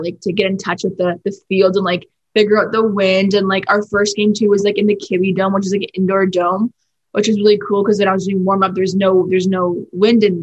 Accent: Vancouver, British Columbia, Canada; I'm from Vancouver, BC, in Canada

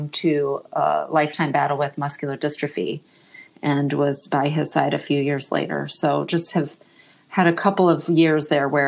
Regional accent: Michigan, United States; also born or lived in Australia; now in Austin, United States; I'm originally from Michigan and have lived around the globe, including a short stint in Australia

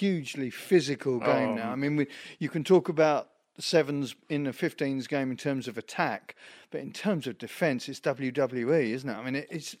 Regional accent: England, United Kingdom; Certainly as an Englishman.

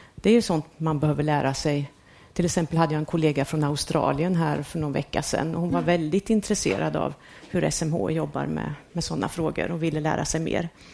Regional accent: Värmland, Sweden; moved away; jag växte ju upp på 70-talet och då var det ju riktigt kallt eh, och mycket snö kommer jag från Värmland

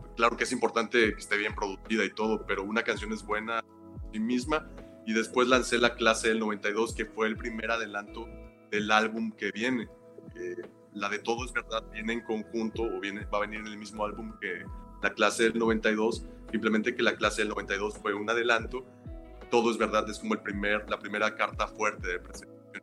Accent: Veracruz, Mexico; soy oriundo de de Veracruz, México, del puerto de Veracruz.

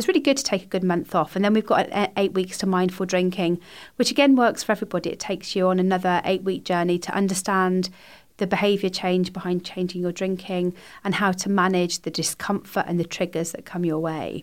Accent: Somerset, South West England, United Kingdom; moved away; I'm from Somerset originally

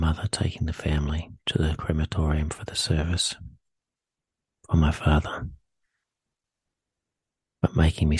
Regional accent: Sydney, New South Wales, Australia; I was born in Sydney, New South Wales, to a working class family

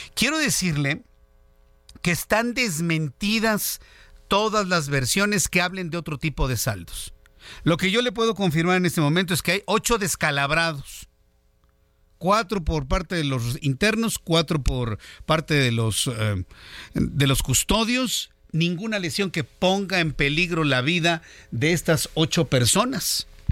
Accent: Mexico; millones de mexicanos

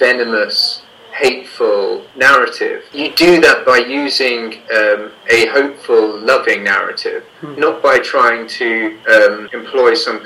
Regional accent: England, United Kingdom; accent: English; my English accent

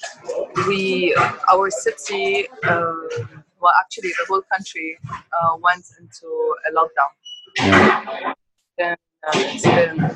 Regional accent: Tripoli, North Governorate, Lebanon; I'm from Tripoli.

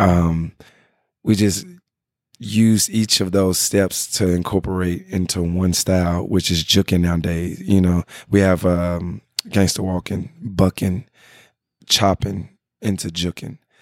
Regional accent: Memphis, Tennessee, United States; now in Los Angeles, United States; I come from Memphis, Tennessee

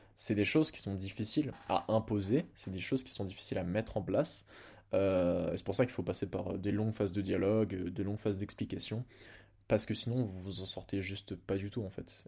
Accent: Blois, Centre-Val de Loire, France; also born or lived in Lille; je rentre chez moi à Blois

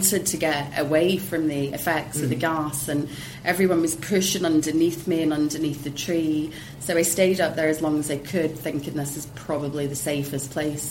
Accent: Hong Kong; I was raised in Hong Kong

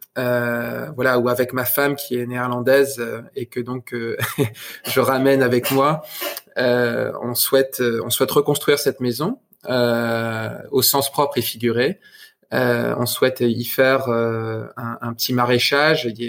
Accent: France; moved away as an adult; j'ai regardé mon territoire de là où je viens en France. et après dix ans autour du monde, pour le coup littéralement, ben il était temps de rentrer dans ma région

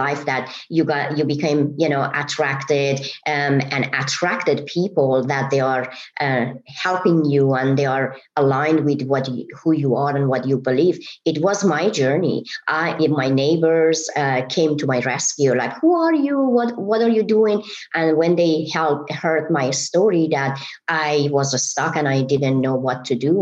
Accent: Iran; English is a second language; moved away as an adult; now in United States; I am originally from Iran, and I moved to America 30 years

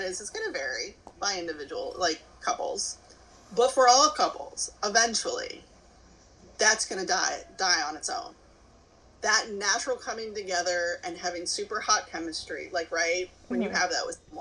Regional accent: Kentucky, United States; moved away; I'm originally from Kentucky, here in the States

